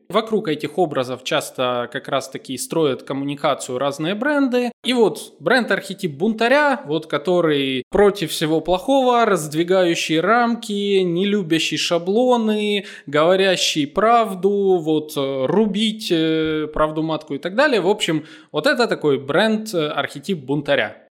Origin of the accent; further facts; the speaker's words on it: Donetsk, Donetsk Oblast, Ukraine; moved away; как украинец, э, я родом из Донецка